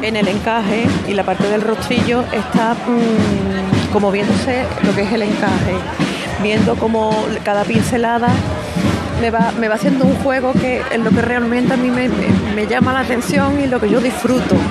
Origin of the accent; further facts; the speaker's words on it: Bormujos, Andalusia, Spain; Yo soy de Bormujo, soy nativa de aquí